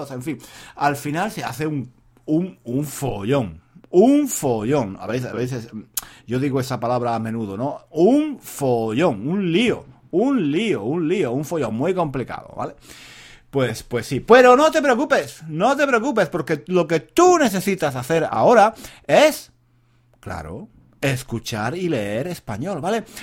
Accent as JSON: {"language": "Spanish", "country": "France", "second_language": "Spanish", "said": "Eh, yo soy, yo soy mm, francés."}